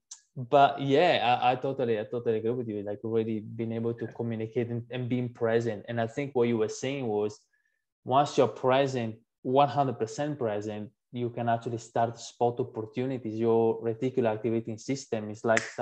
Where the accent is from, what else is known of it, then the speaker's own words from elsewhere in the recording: Italy; English is a second language; moved away as an adult; now in Australia; I'm, you know, born and raised in Italy